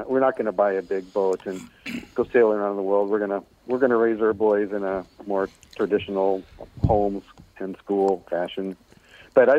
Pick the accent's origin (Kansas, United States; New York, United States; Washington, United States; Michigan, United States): Washington, United States; Bremerton; Right where I am now, Bremerton, Washington